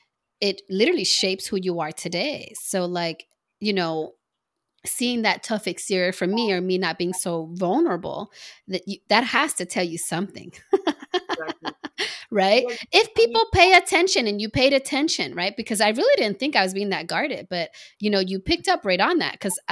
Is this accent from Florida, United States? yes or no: no; Los Angeles, California, United States; also born or lived in New Jersey; I grew up in North Hollywood on Tierra Street, where, you know, the North Hollywood gangs were across the street. Literally, I can look out my window and see those guys.